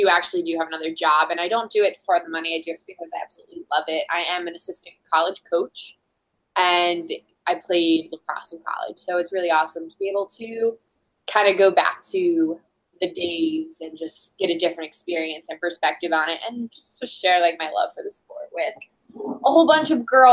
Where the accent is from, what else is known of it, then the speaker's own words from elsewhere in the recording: New York, United States; moved away as an adult; now in Massachusetts, United States; I grew up in New York my entire life in the same town. It's really small, about 45 minutes from New York City